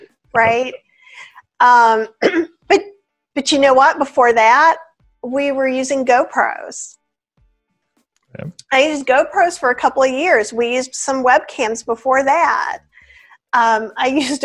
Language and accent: English; the South, United States; I'm from the South